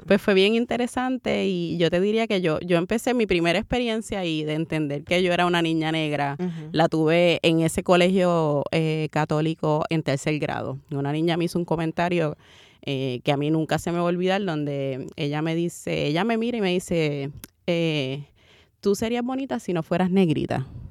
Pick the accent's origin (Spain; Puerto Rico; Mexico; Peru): Puerto Rico; Carolina; also born or lived in Santurce, San Juan, Puerto Rico; nací, nací en, en Santurce, me considero, me considero cangrejera, pero me crié en Carolina